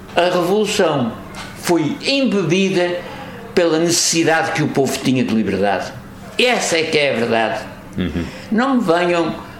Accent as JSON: {"language": "Portuguese", "town": "Angra do Heroísmo", "region": "Azores", "country": "Portugal", "tie": "born or raised there", "moved": "as an adult", "lives_now": "Póvoa, Portugal", "said": "na minha freguesia da Conceição de Angra"}